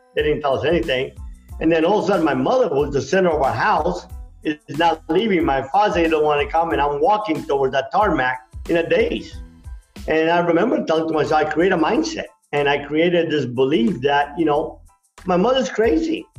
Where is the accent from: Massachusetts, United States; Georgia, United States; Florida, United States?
Florida, United States; Miami; also born or lived in Cuba; I came early in the 60s in Miami where it was pretty rough growing up.